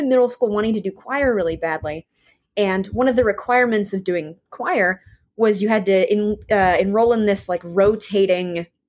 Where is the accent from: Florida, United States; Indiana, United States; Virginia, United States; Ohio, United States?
Virginia, United States; Richmond; I'm from Richmond, Virginia. Born, raised, been here forever. Probably will stay here for a long time.